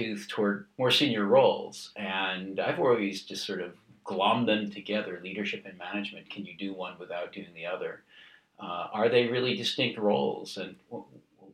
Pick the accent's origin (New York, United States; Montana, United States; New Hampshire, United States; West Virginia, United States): New York, United States; we're probably both from New York